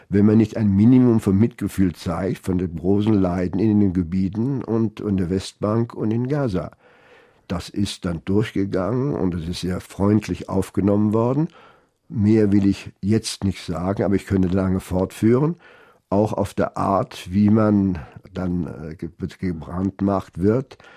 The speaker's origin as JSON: {"language": "German", "country": "France", "lives_now": "Germany", "said": "als Franzose in Deutschland und als Atheist im französischen Katholizismus"}